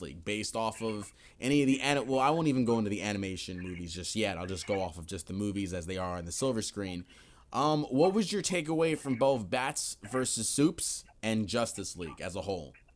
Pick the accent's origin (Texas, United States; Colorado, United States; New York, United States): New York, United States; moved away; I'm from New York originally